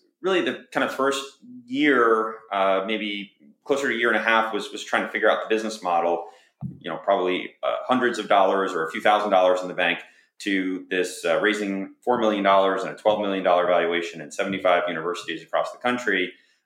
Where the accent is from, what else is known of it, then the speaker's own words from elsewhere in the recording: northern Westchester, New York, United States; We grew up in New York, so kind of northern Westchester area